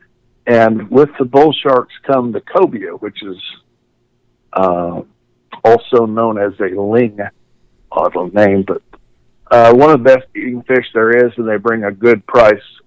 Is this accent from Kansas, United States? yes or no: yes; Kansas, United States; moved away as an adult; also born or lived in Florida; now in Sebastian, United States; I was born in Florida, so I've just, we moved up there, bought a Greyhound farm when I was 2, and they abducted me, took me to Kansas, and, 48 years later, I finally escaped and moved back to Florida